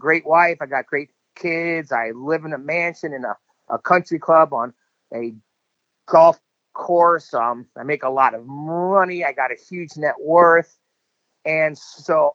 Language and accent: English; Miami, Florida, United States; we grew up in Miami, Florida, in a pretty rough neighborhood.